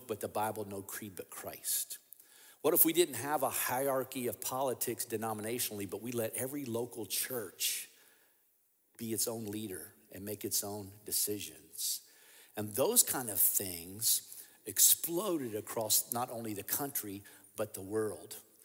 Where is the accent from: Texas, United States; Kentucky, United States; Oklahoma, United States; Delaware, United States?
Kentucky, United States; my home state, for example, Kentucky